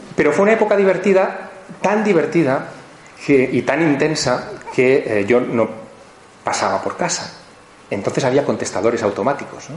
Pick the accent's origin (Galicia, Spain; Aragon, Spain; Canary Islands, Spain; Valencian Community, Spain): Aragon, Spain; Teruel; moved away; mi ciudad natal, Teruel